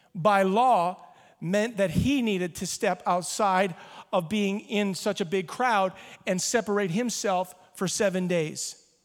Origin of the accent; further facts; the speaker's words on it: Ottawa, Ontario, Canada; I am a Canadian born in Ottawa